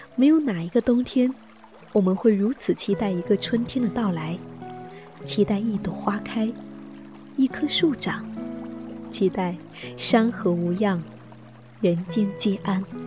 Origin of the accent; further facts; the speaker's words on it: the South, southern China, China; also born or lived in Shanghai; now in Jinan, China; 作为一个南方人